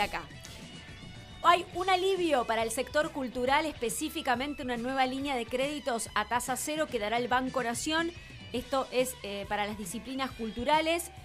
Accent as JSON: {"language": "Spanish", "country": "Argentina", "said": "la mentalidad que nosotros tenemos como argentinos"}